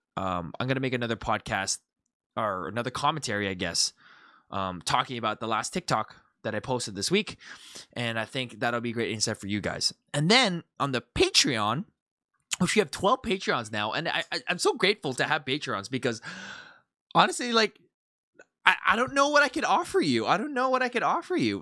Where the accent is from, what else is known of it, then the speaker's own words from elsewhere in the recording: Canada; moved away; I'm from Canada